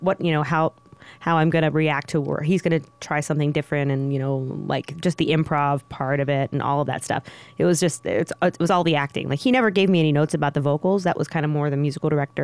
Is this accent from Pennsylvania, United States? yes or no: yes; Pittsburgh, Pennsylvania, United States; moved away as an adult; now in Las Vegas, United States; I'm from Pittsburgh, Pennsylvania.